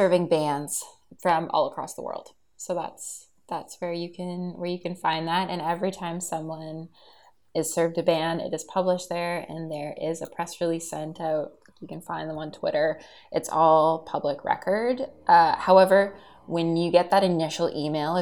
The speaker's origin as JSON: {"language": "English", "country": "Canada", "said": "I'm Canadian."}